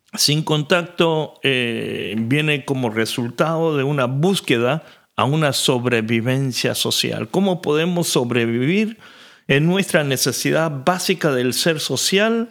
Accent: Argentina; moved away; yo crecí en la Argentina

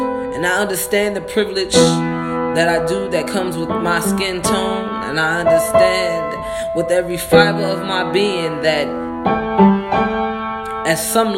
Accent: United States; on our birth certificate, it says we are from the United States of America.

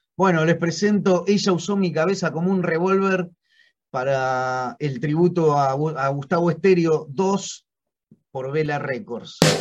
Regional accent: Argentina; como argentino

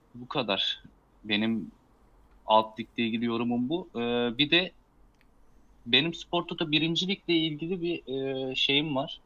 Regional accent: Karabük Province, Turkey; ben bir Karabüklü olarak

